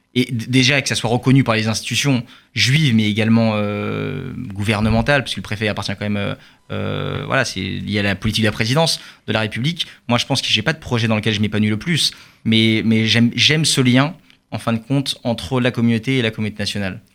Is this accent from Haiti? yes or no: no; France; also born or lived in Charenton; en tant que juif français